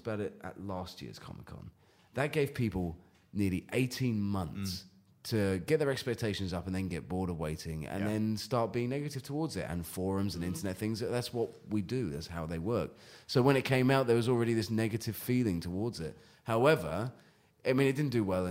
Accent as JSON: {"language": "English", "country": "United Kingdom", "accent": "British", "moved": "yes", "lives_now": "United States", "said": "I have kept my accent"}